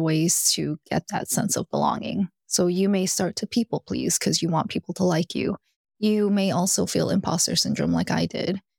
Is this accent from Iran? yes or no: no; Alabama, United States; I grew up in Alabama and I'm Korean.